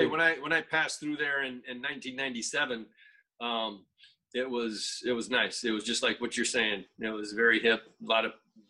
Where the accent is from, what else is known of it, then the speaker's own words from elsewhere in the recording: Destin area, Florida, United States; not far from where I grew up, around like Fulton Beach, Destin, area.